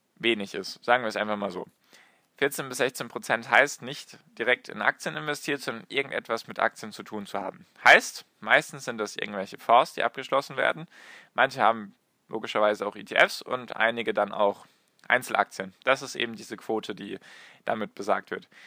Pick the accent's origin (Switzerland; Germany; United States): Germany; bei uns in Deutschland